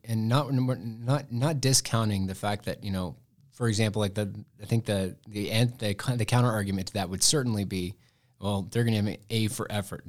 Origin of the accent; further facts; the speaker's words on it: Muleshoe, Texas, United States; I am from Muleshoe, Texas, which is a little itty-bitty town in the Texas Panhandle